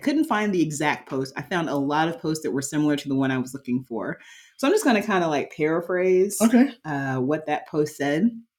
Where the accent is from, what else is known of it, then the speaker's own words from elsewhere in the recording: United States; So I grew up in the United States and someone that I am dating grew up in Norway.